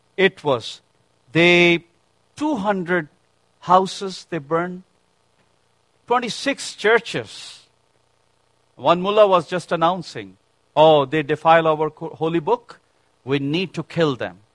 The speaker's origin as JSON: {"language": "English", "country": "Pakistan", "tie": "born or raised there", "moved": "yes", "said": "I was born and raised in Pakistan, my family."}